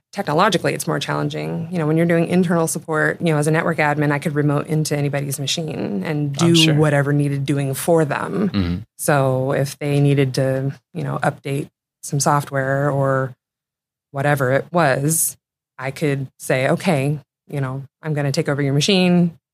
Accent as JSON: {"language": "English", "town": "Seattle", "region": "Washington", "country": "United States", "tie": "born or raised there", "also_born_or_lived": "St. Charles, Missouri", "said": "I was born on Capitol Hill. And I've lived most of my life in the greater Seattle area."}